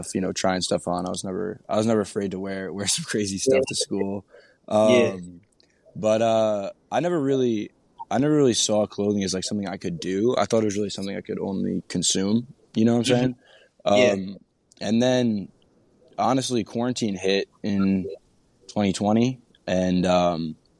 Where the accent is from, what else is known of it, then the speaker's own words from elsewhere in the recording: south of Albany on the Hudson River, upstate New York, United States; I'm from upstate New York, a little south of Albany on the Hudson River